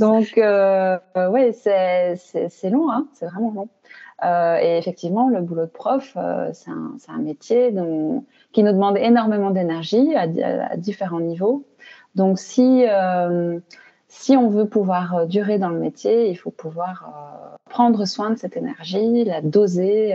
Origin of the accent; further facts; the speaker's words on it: Belgium; je suis belge, hein, donc j'habite en Belgique